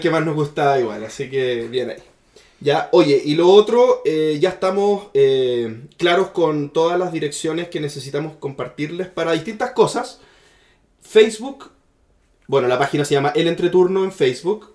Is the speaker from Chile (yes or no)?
yes; Chile